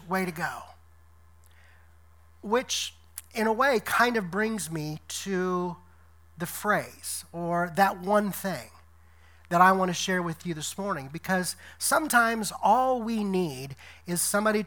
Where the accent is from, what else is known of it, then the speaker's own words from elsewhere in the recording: Decatur, Illinois, United States; moved away as an adult; also born or lived in Louisiana / Tennessee / Detroit, Michigan; coming back here to my hometown of Decatur, Illinois